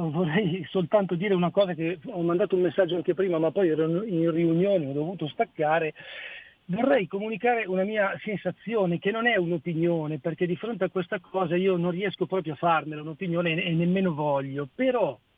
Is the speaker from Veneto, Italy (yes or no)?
no; Peschiera Borromeo, Lombardy, Italy; Adesso in questo momento sono a Mantova per lavoro, ma io sono di Peschiera Borromeo.